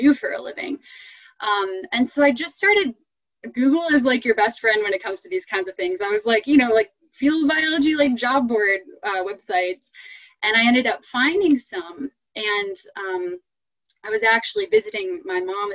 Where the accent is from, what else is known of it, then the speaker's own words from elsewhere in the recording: Western New York, United States; I grew up in Western New York and it's kind of in the middle of nowhere